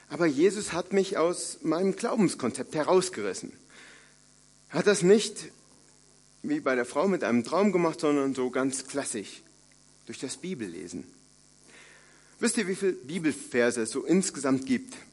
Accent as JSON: {"language": "German", "region": "North Rhine-Westphalia", "country": "Germany", "said": "Ich komme aus dem Siegerland, äh, also einer frommen Kante in Deutschland."}